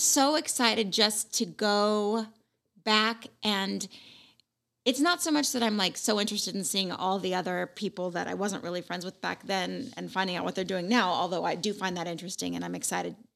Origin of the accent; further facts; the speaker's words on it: West Coast, United States; I'm from the West Coast.